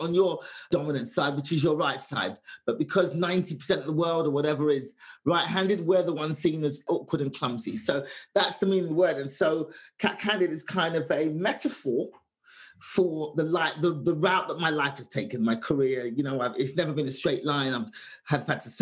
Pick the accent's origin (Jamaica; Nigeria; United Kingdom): United Kingdom; London; moved away; 25 years of my life, just growing up in London, England in the 70s